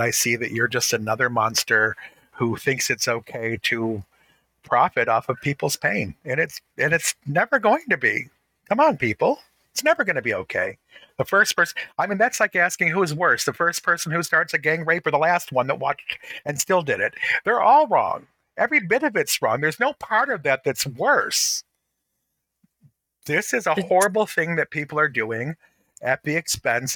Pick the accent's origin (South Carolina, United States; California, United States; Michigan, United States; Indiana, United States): Michigan, United States; Detroit; growing up in Detroit, surrounded by Black people